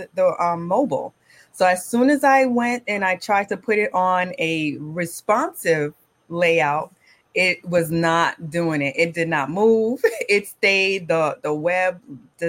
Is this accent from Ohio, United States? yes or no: no; Miami, Florida, United States; now in Brooklyn, United States; Born and raised in Miami to Caribbean parents